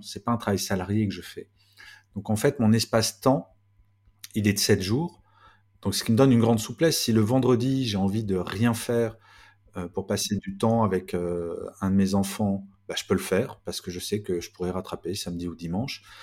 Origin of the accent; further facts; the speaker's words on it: Grenoble, Auvergne-Rhône-Alpes, France; Je suis né à Grenoble